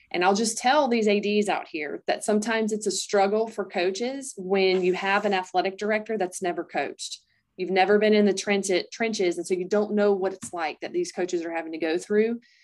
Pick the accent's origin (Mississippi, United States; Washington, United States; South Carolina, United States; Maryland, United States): South Carolina, United States; Greer; moved away; I grew up in Greer, South Carolina.